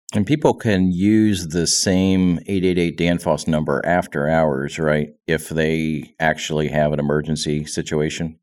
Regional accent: Pennsylvania, United States; both being from Pennsylvania

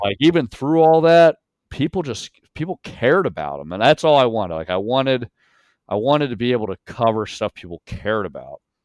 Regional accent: York, Pennsylvania, United States; moved away; I grew up in York, Pennsylvania

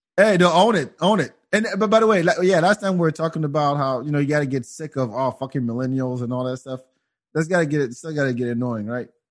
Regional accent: France; now in Austin, United States; I grew up in France

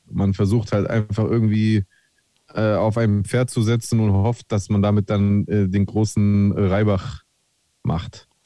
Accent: Frankfurt, Hesse, Germany; Hand drunter, ich bin Frankfurter.

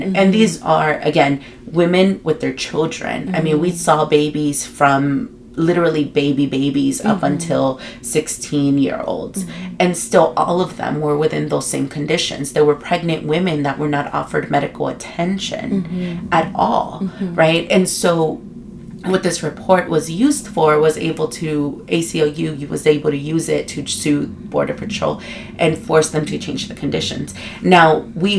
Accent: Los Angeles, California, United States; moved away as an adult; now in Tucson, United States; I am from Guatemala in El Salvador, born and raised in LA and living in Tucson for several years now.

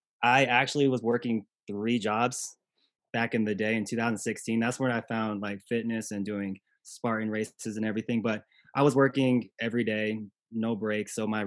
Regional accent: Okinawa, Japan; born there; I was born in Okinawa, Japan.

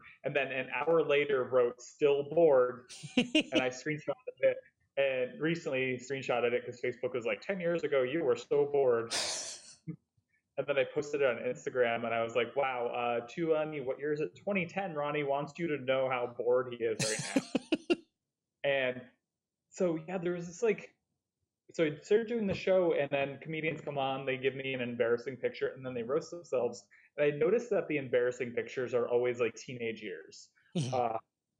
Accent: Connecticut, United States; I'm from Connecticut

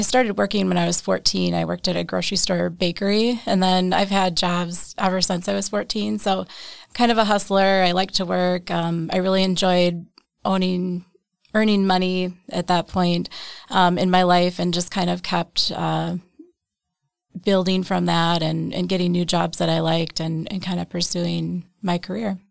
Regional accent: Wausau, Wisconsin, United States; I grew up in Wausau, Wisconsin, um, okay. so central Wisconsin

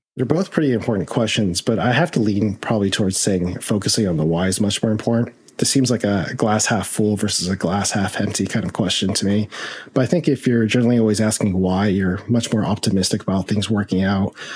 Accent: United States; I am Chinese American. I'm actually fifth generation, so I'm very Americanized

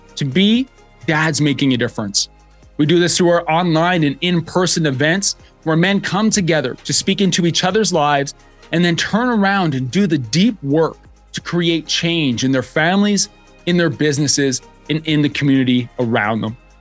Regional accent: Lethbridge, Alberta, Canada; I'm from Lethbridge, Alberta, Canada.

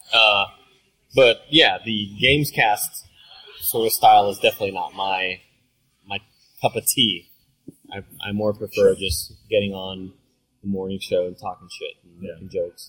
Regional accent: Rio Grande Valley, Texas, United States; moved away as an adult; also born or lived in Austin, Texas; I was back home in the Rio Grande Valley, my hometown

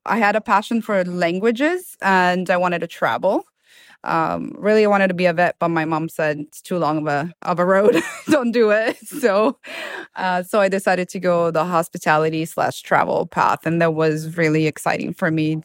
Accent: Milan, Lombardy, Italy; English is a second language; moved away as an adult; now in Florida, United States; Italy. I was born and raised in Milan.

